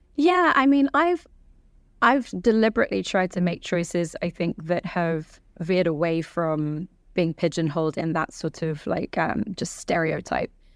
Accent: London, United Kingdom; also born or lived in Iran; And so I grew up in London in council flats and bed and breakfasts

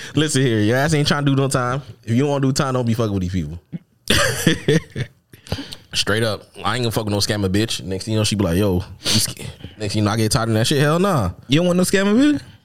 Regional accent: United States; technically, I'm from America

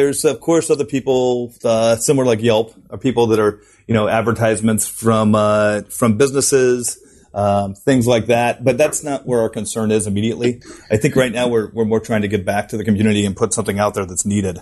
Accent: United States; moved away as an adult; also born or lived in San Francisco, United States / Munich, Germany; now in Sydney, Australia; my background is I'm American, you know, and I lived in San Francisco for 7 years before

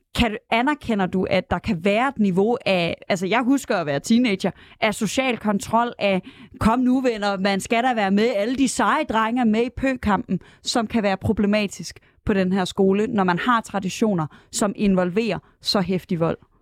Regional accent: Aarhus, Central Denmark Region, Denmark; jeg er fra Aarhus

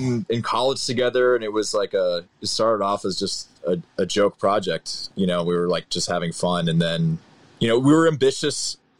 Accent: Sacramento, California, United States; also born or lived in Los Angeles; I'm from Sacramento, so I'm nearby there.

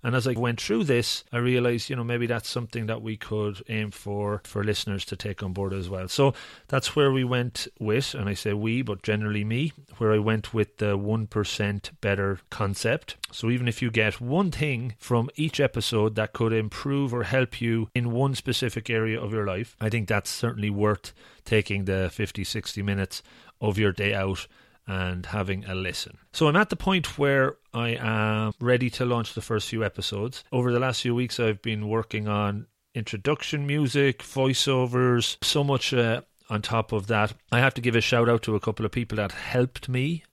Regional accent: Ireland; I'm Irish

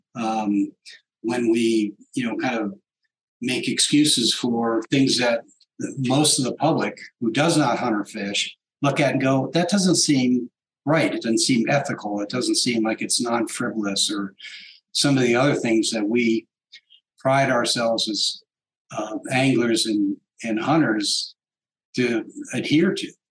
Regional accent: New England, United States; moved away; also born or lived in Washington, D.C.; growing up in New England area.

